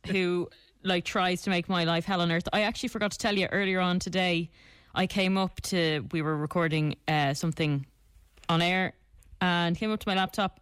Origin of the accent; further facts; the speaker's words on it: Ireland; Being Irish, we are in the minority